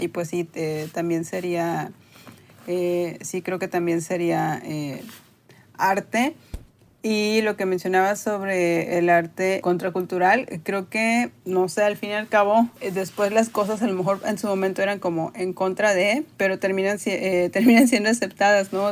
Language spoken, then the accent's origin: Spanish; Tampico, Tamaulipas, Mexico; also born or lived in Monterrey; yo soy de Tampico, Tamaulipas, y eh, no es una ciudad que tenga museos de arte